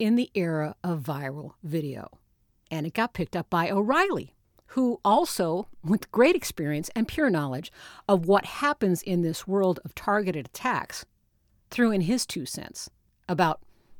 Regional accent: Notre Dame, Indiana, United States; I grew up around Notre Dame.

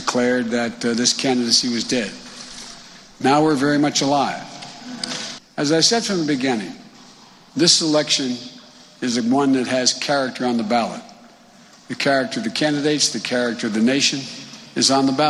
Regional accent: Claymont, Delaware, United States; the ones I grew up with in Claymont, not far from here. In my old neighborhood

